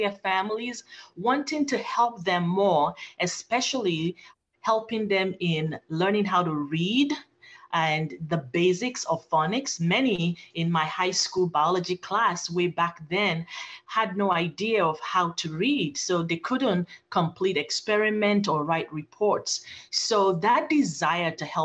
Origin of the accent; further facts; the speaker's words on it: Nigeria; moved away as an adult; also born or lived in Phoenix, Arizona; now in United States; I was born in Phoenix, Arizona, by Nigerian parents, and I grew up in Nigeria, Africa, with my paternal grandparents